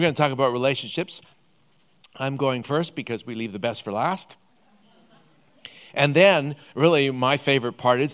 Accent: Vancouver, British Columbia, Canada; We're both from Vancouver.

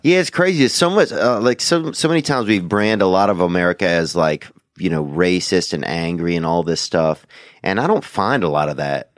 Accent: Louisiana, United States; moved away; I grew up in Louisiana

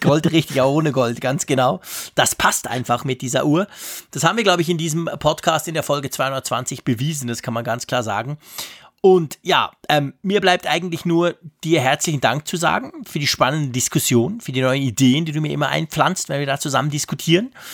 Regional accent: Switzerland; ich bin Schweizer

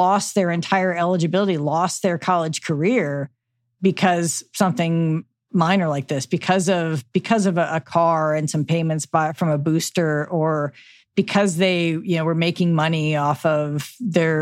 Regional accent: Midwest, United States; I'm from the Midwest.

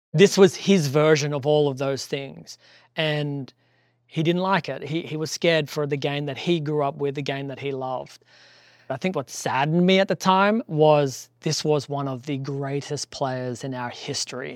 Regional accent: Australia; moved away; I'm Australian

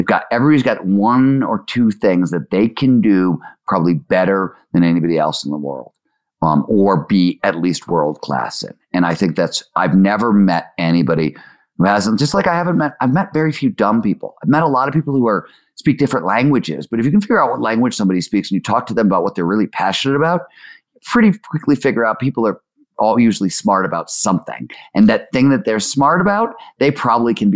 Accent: Cleveland, Ohio, United States; I grew up in Cleveland, Ohio

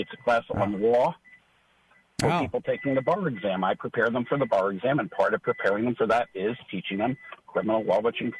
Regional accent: Philadelphia, Pennsylvania, United States; now in Jacksonville, United States; We're both from Philadelphia. We're both Jewish guys.

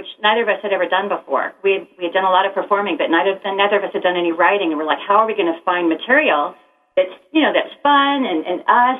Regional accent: California, United States; moved away; I'm from California originally

